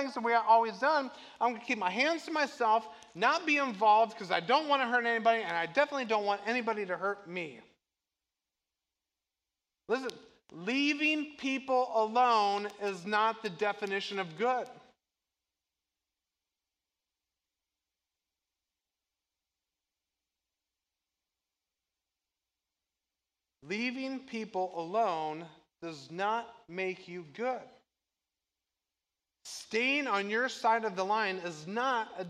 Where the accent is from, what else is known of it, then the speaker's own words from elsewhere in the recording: Moweaqua, Illinois, United States; I grew up in Mahwikwa